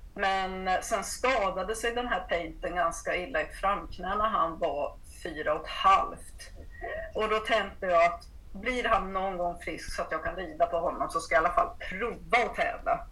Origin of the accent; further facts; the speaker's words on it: Uppsala, Uppsala County, Sweden; moved away as an adult; now in Blekinge, Sweden; kommer från Uppsala ursprungligen men har bott i Blekinge i eh, ja, 35